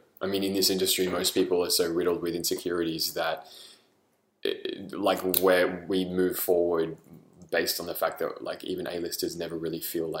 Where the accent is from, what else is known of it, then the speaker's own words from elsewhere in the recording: Australia; moved away as an adult; now in United States; Being Australian